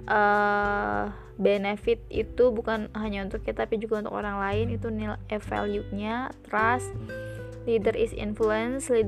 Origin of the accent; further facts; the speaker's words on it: Cilegon, Banten, Indonesia; aku bilang kalau aku dari Cilegon kak gitu terus kata beliau wah senang bisa ketemu seperbantenan gitu